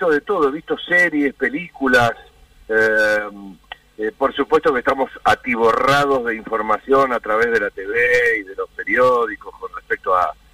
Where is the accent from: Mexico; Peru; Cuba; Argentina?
Argentina; somos los argentinos